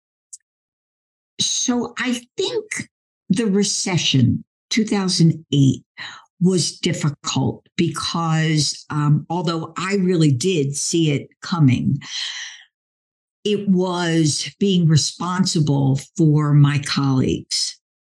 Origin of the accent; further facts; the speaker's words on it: Philadelphia, Pennsylvania, United States; I'm from Philly.